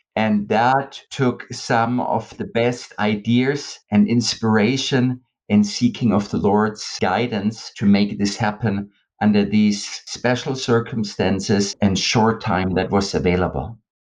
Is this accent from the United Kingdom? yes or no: no; West Germany, Germany; I'm from the West